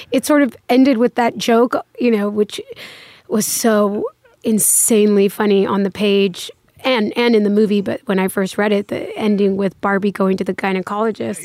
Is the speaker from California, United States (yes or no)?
yes; Los Angeles, California, United States; moved away as an adult; now in New York, United States; in the valley, in Woodland Hills, Canoga Park